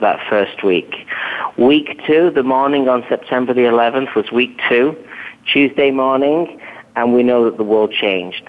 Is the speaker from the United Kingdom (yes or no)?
yes; England, United Kingdom; moved away as an adult; now in United States; I hail from England